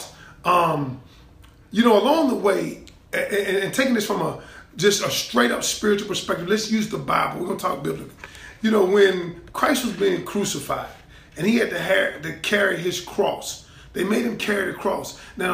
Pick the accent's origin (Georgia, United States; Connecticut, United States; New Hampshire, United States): Georgia, United States; Atlanta; moved away; my hometown in Atlanta